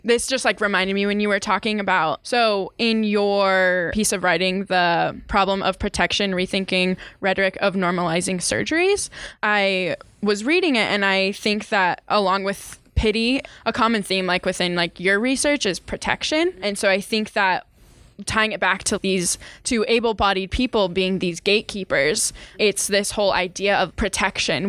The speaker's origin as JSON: {"language": "English", "region": "Utah", "country": "United States", "tie": "born or raised there", "said": "I grew up in Utah. I went through the whole education system here in Utah"}